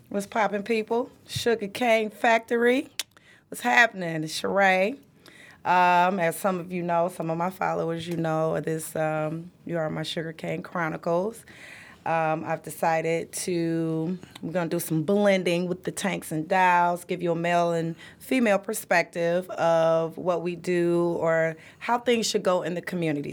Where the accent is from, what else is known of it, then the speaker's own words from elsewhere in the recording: Detroit, Michigan, United States; also born or lived in Anniston, Alabama; I am from the South, so I was born and raised in Anniston, Alabama. Came here, grew up on the east side of Detroit